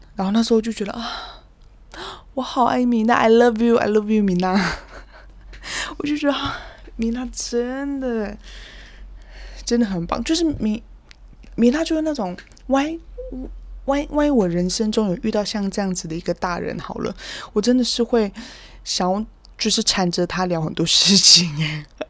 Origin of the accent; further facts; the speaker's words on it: Kaohsiung, Taiwan; moved away; 毕竟我高雄人嘛